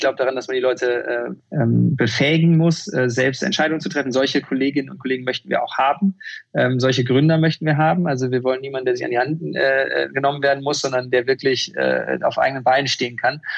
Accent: Bochum, North Rhine-Westphalia, Germany; Ich bin in Bochum aufgewachsen

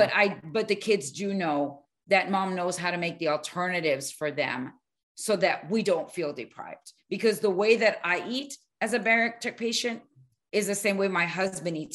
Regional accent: Miami, Florida, United States; moved away; also born or lived in Arizona / New Mexico; I grew up in Miami

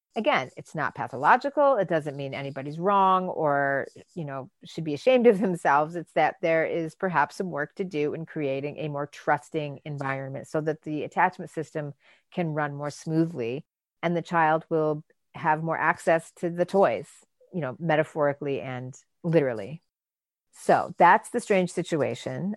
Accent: Michigan, United States; I grew up in Michigan

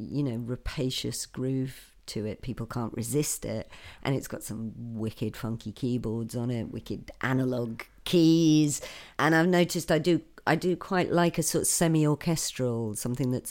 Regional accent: the Northeast, North East England, United Kingdom; I'm from the Northeast

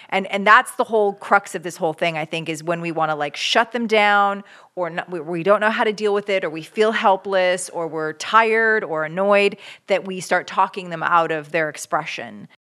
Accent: Canada; I grew up in Canada

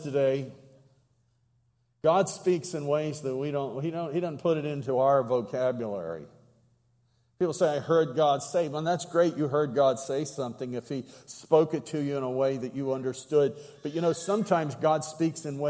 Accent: Southwestern Pennsylvania, United States; accent: yinzer; I come from Western PA, Southwestern, and one of our favorite words is, what are yins doing? I'm a yinzer

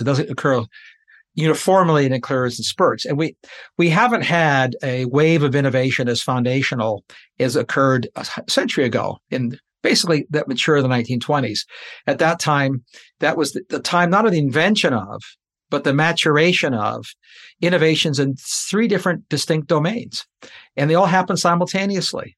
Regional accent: Canada; I'm a Canadian

